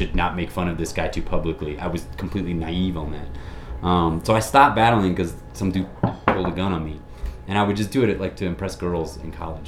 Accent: Jacksonville, Florida, United States; moved away; also born or lived in Dallas; growing up in Florida

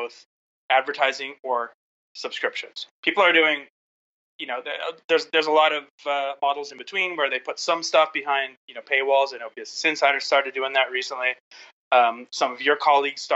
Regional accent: Southern California, United States; I grew up in Southern California, and I was surrounded by Hollywood

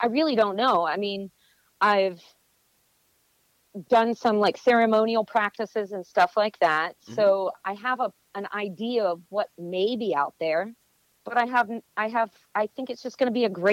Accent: Greenville, Pennsylvania, United States; That's my hometown, Greenville, Pennsylvania

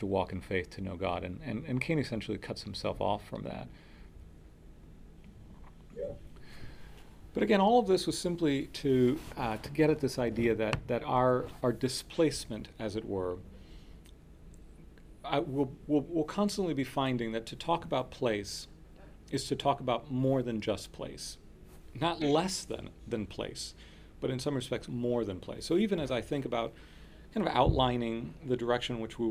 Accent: Miami, Florida, United States; first language Spanish; English is a second language; I'm the child of immigrants, and so my first language was Spanish, and I grew up speaking Spanish in my home, and then I was sent to school, and the only English that I was equipped with to go into an English-speaking school in Miami

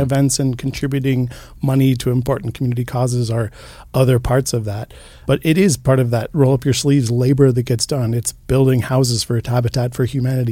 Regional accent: Boulder, Colorado, United States; now in Missoula, United States; I grew up, uh, in Boulder, Colorado, and for most of my younger years, I was raised by a single mom

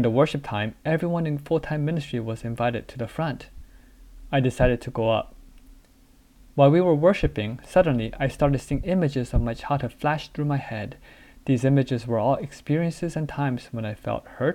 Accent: United States; also born or lived in South Korea; My family moved to the US when I was 5 years old

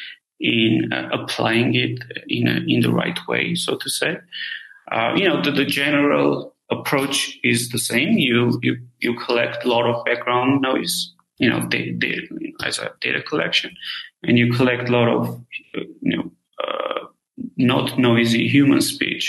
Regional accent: Armenia; moved away; I'm originally from Armenia

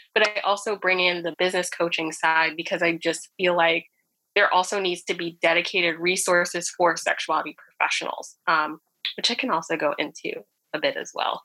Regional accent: New Jersey, United States; born and raised in North Jersey

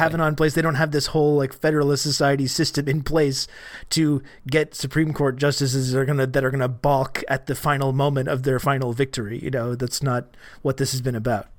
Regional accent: Canada; I'm Canadian

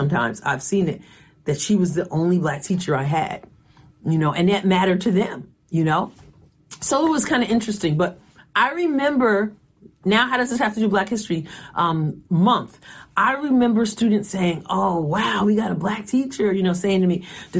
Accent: Long Island, New York, United States; I was growing up in Long Island, New York

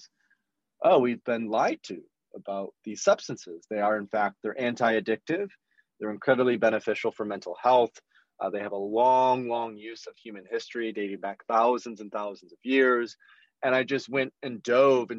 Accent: Grand Rapids, Michigan, United States; So I grew up in West Michigan, which is a fairly traditional part of the Midwest, quite religious

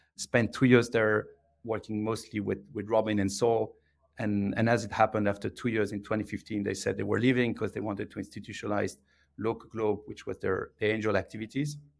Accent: Belgium; English is a second language; moved away as an adult; now in United Kingdom; I'm from uh, I'm from Belgium. Uh, I grew up uh, south of Brussels

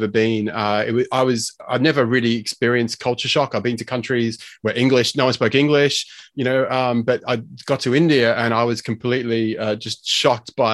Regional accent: Australia; accent: strange sort of weird accent; also born or lived in United Kingdom; I'm Australian. I grew up here.

